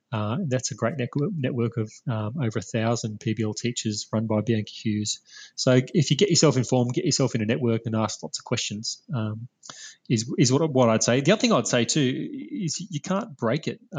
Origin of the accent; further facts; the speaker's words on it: Australia; share what we're doing as Australian educators